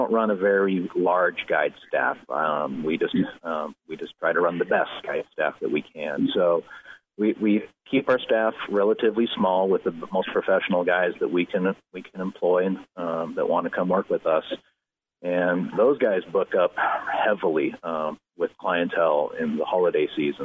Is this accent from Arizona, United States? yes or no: no; Portland, Oregon, United States; I grew up in Portland